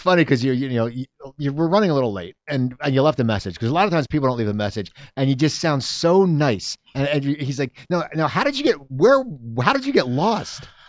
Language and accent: English; Philadelphia, Pennsylvania, United States; I grew up in Philadelphia